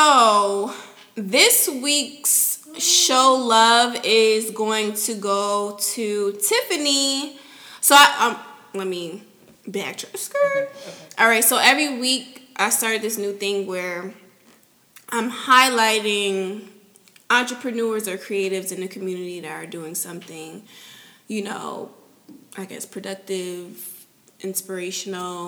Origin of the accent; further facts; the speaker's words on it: Connecticut, United States; moved away as an adult; now in Houston, United States; I'm from Connecticut. So I went back home in March of 2018.